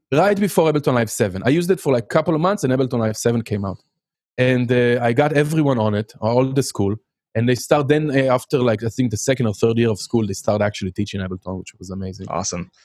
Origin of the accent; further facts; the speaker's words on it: Haifa, Haifa District, Israel; English is a second language; moved away as an adult; now in United States; I grew up in Haifa